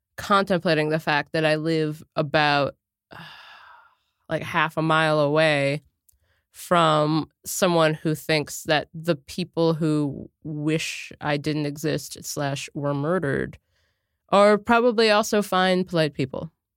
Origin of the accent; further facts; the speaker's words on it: Cincinnati, Ohio, United States; I'm from Cincinnati, Ohio